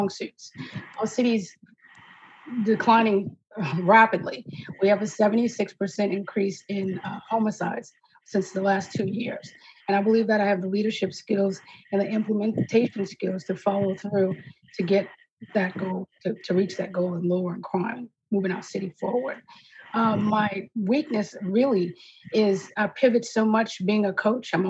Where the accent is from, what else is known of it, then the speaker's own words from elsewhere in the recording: New Orleans, Louisiana, United States; I was born and raised here in New Orleans. I went to Abramson in New Orleans East